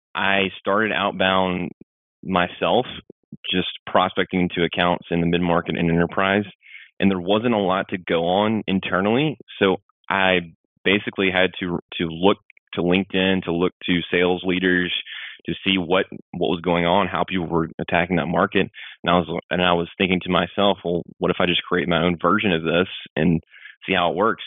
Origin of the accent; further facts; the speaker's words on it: Mississippi, United States; I grew up in Mississippi